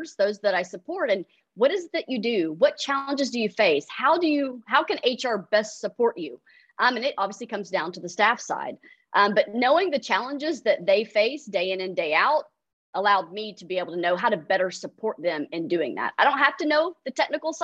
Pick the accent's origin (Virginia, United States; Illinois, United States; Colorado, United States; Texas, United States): Texas, United States; Irving; also born or lived in Austin, Texas; So I grew up in Irving, Texas. So I am a native Texan